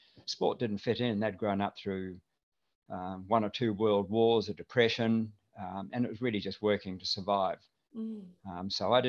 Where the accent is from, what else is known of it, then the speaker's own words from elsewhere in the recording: Matamata, Waikato, New Zealand; born there; So I never had a really strong accent. But, I was born in a place called Matamata in the Waikato area.